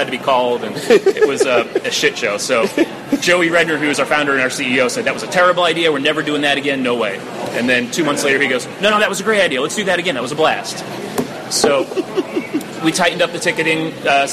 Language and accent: English; New York, United States; moved away; I'm from New York originally